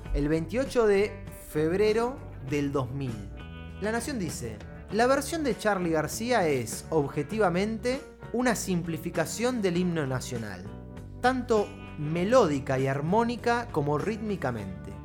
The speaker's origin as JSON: {"language": "Spanish", "country": "Argentina", "said": "como, argentino, como ciudadano de esta república"}